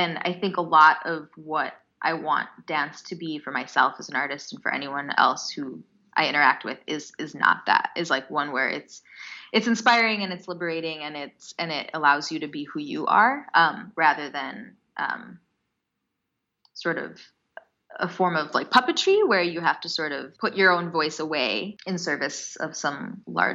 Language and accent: English; United States; Learning Bharatanatyam in the States as an Indian American